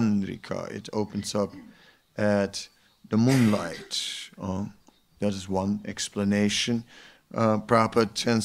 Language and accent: English; Netherlands; I'm from the Netherlands, so you want to have a swimming diploma in the Netherlands